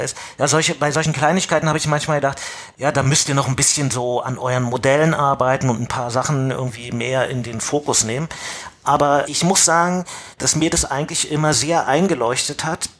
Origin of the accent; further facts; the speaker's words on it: East Germany, Germany; Also ähm, ich bin Ossi. Ja, und irgendwann hat das Land, in dem ich gelebt habe, sich sozusagen einem anderen Land angeschlossen